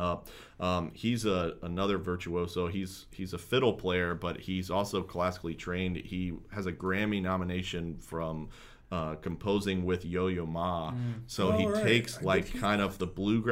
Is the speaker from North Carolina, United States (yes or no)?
yes; North Carolina, United States; also born or lived in Tennessee; now in Grand Rapids, United States; I lived in Tennessee before this, and I'm from North Carolina